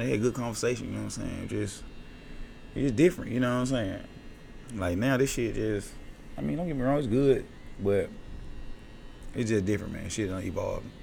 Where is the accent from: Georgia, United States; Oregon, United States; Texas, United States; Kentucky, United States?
Georgia, United States; Atlanta; also born or lived in Decatur, Georgia; growing up in Decatur